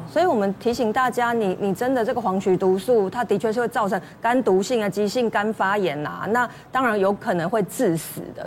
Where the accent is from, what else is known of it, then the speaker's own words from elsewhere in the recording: Taiwan; 我们其实台湾人